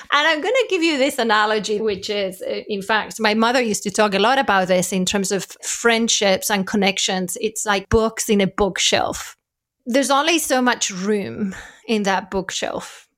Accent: Spain; moved away; I'm from Spain

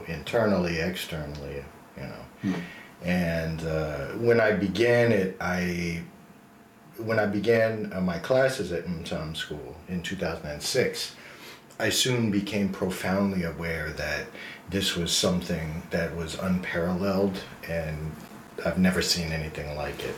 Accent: New Jersey, United States; I grew up in New Jersey, so I'm an American

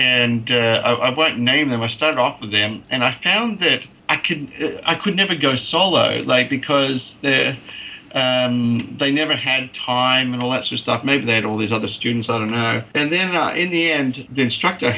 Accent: Canada; now in Australia; I actually was born in Australia, but I grew up in Canada.

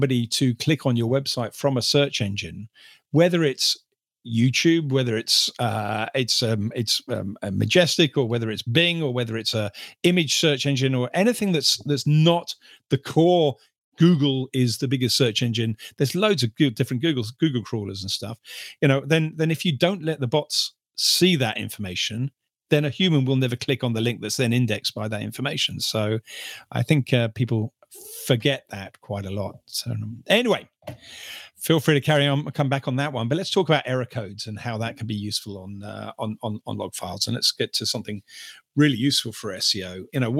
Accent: United Kingdom; I'm British

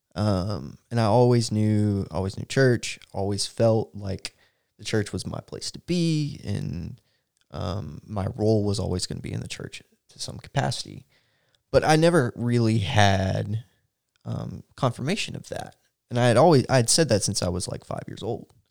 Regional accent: Texas, United States

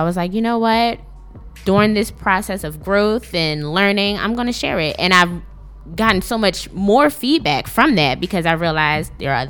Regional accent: Philadelphia, Pennsylvania, United States; I grew up in North Philadelphia, graduated from Strawberry Mansion High School.

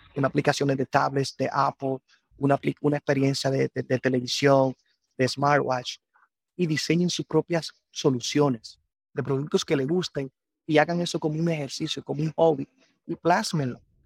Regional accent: Constanza, La Vega, Dominican Republic; moved away as an adult; Soy nacido y crecido aquí en Dominicana

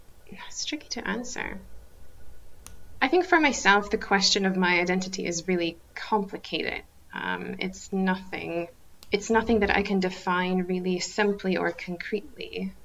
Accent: Germany; now in Scotland, United Kingdom; So I think most recently I've just been telling people that I grew up in Germany. Or I also sometimes say that I grew up in Germany, but my family is Russian.

